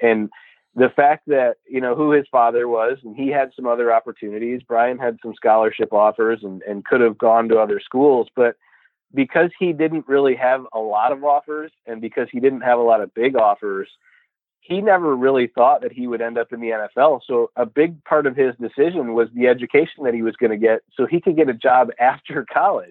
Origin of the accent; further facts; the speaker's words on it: Rochester Hills, Michigan, United States; also born or lived in Mount Pleasant, Michigan; I'm born and raised in Rochester Hills